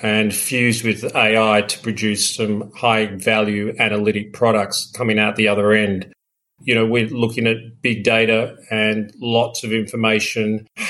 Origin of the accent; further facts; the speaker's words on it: Melbourne, Victoria, Australia; moved away as an adult; also born or lived in London; I grew up in Melbourne, and then after I finished my university degree in economics, like a lot of Australians, I went to London